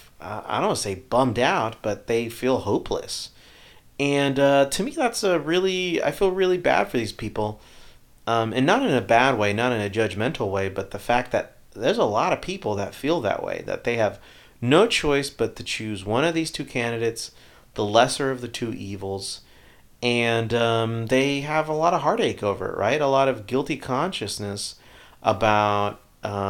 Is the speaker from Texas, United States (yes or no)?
yes; Texas, United States